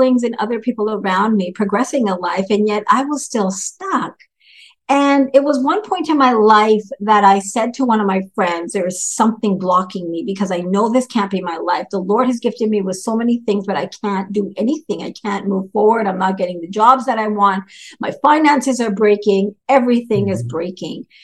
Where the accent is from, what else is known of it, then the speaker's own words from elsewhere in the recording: Vancouver, British Columbia, Canada; also born or lived in Duncan, British Columbia; I'm actually from Canada, Vancouver, British Columbia, born in a little town called Duncan, British Columbia